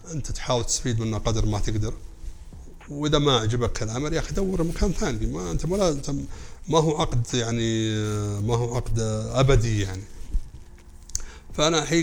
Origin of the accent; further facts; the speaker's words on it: Saudi Arabia; اتكلم كسعوديه